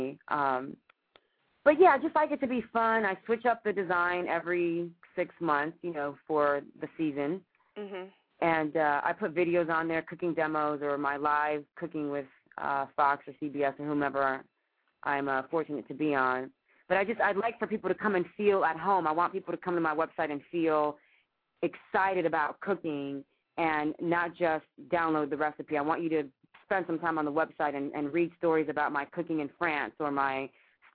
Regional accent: Cuba; moved away; I'm from Cuba, right next door to Haiti

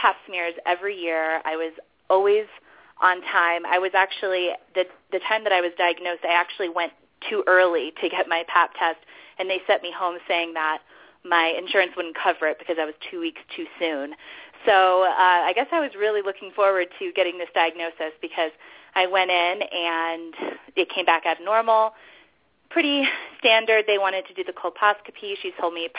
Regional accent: Denver, Colorado, United States; born or raised there; moved away as an adult; also born or lived in New York

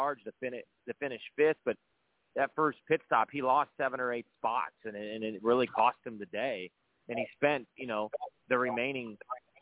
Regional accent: Northwest Indiana, United States; growing up in Northwest Indiana

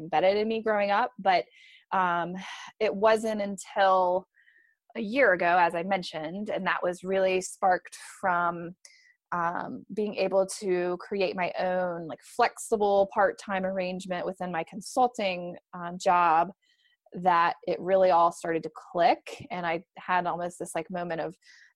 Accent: Michigan, United States; moved away as an adult; now in Raleigh, United States; I'm originally from Michigan

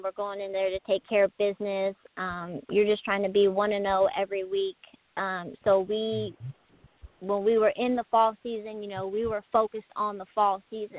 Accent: Kenton, Ohio, United States; moved away as an adult; now in Springfield, Missouri, United States; I'm from a small, very small rural town about 45 minutes northwest of Columbus. It's called Kenton. It's not much around, a lot of cows and a lot of corn, but about 45 minutes northwest of Columbus.

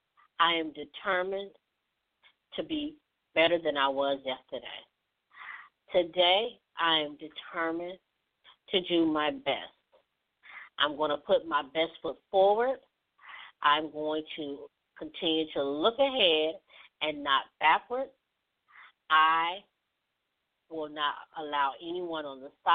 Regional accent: Mississippi, United States; my home state, Mississippi

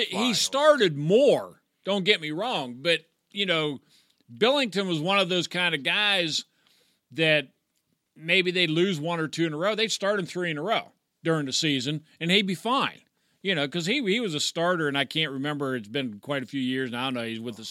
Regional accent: Pennsylvania, United States; Yeah, so I mean, we're from the Pittsburgh area.

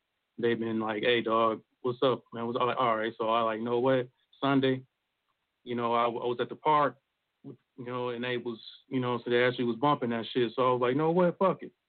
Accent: Detroit, Michigan, United States; I'm from Detroit City

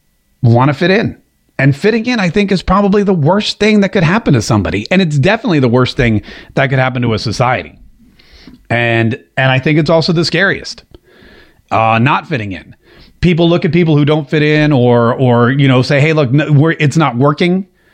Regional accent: North Carolina, United States; I may have said y'all, but I grew up in North Carolina.

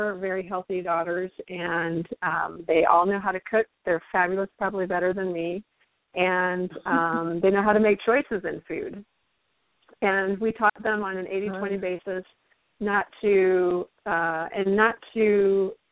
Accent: Midwest, United States; growing up in the Midwest

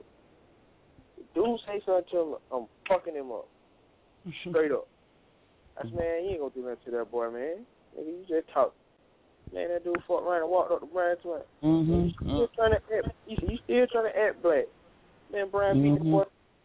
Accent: the South, United States; I'm from the South

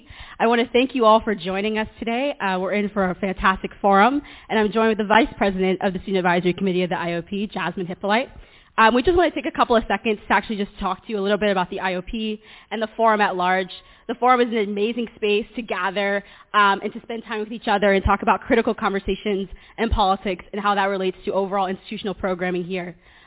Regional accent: Columbia, South Carolina, United States; I am also from Columbia, South Carolina

